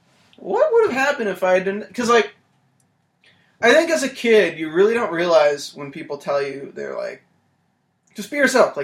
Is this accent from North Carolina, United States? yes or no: yes; North Carolina, United States; North Carolina.